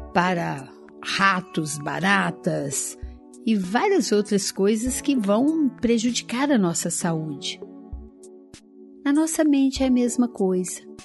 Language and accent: Portuguese; Araújos, Minas Gerais, Brazil; quando eu era criança ainda, lá no interior de Minas, em Araújos, na cidade onde eu nasci